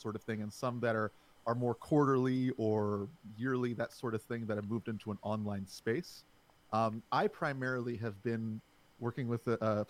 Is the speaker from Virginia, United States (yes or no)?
yes; Alexandria, Virginia, United States; I am from Alexandria, Virginia, right outside of the D.C. area